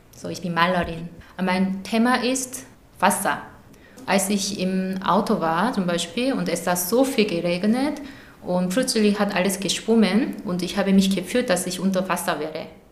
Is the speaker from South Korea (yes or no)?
yes; South Korea; German is a second language; moved away as an adult; now in Germany; ich komme aus Südkorea. Ich wohne hier über 13 Jahre